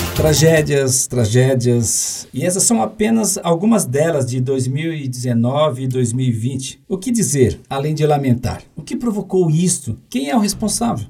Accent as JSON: {"language": "Portuguese", "region": "Paraná", "country": "Brazil", "tie": "born or raised there", "said": "Eu, por exemplo, nasci no Paraná"}